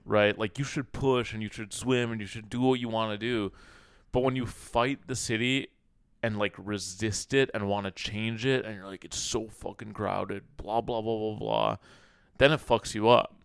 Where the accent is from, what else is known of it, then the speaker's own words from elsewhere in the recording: Minnesota, United States; also born or lived in Cairo, Egypt; now in New York, United States; I grew up in Minnesota